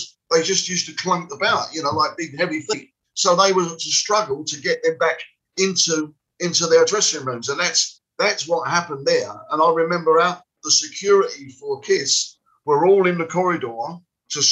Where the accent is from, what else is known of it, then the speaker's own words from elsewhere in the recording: London, United Kingdom; I come from West Ham